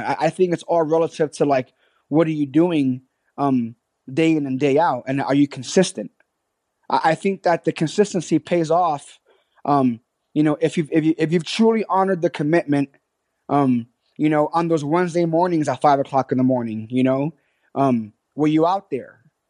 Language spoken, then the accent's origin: English; New York City, New York, United States; born there; I was born in the South Bronx. My mother was 14 years old. Okay. And this was back in 1981 in Hunts Point in the South Bronx, New York City.